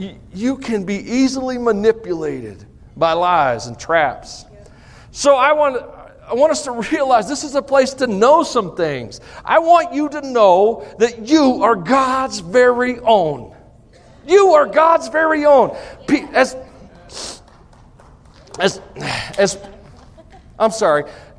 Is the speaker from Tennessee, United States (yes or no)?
yes; Tennessee, United States; I'm from Tennessee